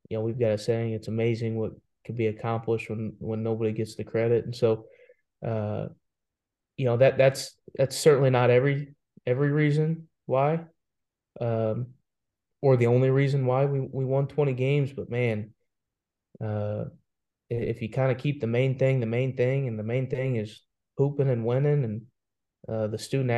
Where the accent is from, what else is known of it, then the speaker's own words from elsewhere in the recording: Indianapolis, Indiana, United States; moved away as an adult; also born or lived in Jacksonville, Florida / Clinton, South Carolina; now in Boone, United States; I grew up in Indianapolis.